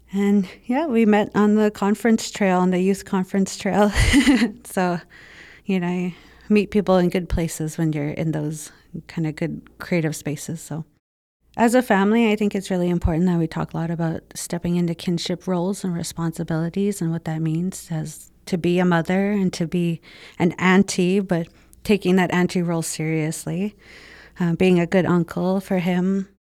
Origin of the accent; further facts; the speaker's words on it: Winnipeg, Manitoba, Canada; We grew up in the North End, right on Arlington and Manitoba. So that was my hood